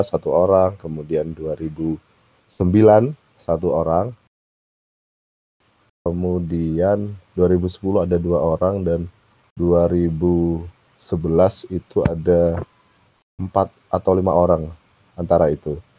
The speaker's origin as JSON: {"language": "Indonesian", "town": "Gresik", "region": "East Java", "country": "Indonesia", "said": "saya kembali ke Surabaya. Saya kembali ke Gresik uh, asal daerah saya."}